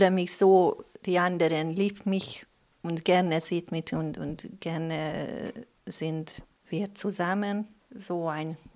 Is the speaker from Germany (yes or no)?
no; Budapest, Hungary; German is a second language; now in Lustenau, Austria; Ich komme aus Ungarn, aus Budapest und ich lebe hier seit fünf Jahren.